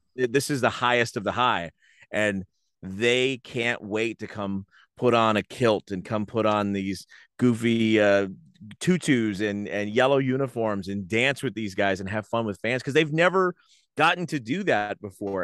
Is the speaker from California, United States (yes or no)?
no; Rahway, New Jersey, United States; I grew up in Rahway